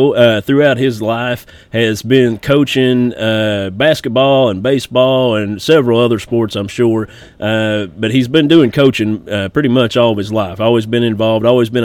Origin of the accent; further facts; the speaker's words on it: Martin County, Kentucky, United States; We're both from Martin County, Kentucky